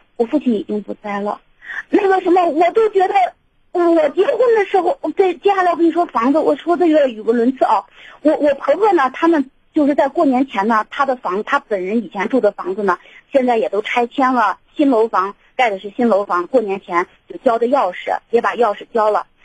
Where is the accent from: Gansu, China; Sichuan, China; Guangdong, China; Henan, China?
Gansu, China; moved away; 我是甘肃省的